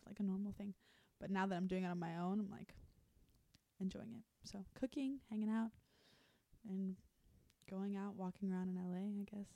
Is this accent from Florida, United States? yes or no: yes; Fort Lauderdale, Florida, United States; now in Los Angeles, United States; I'm from Fort Lauderdale, but my part is Italian.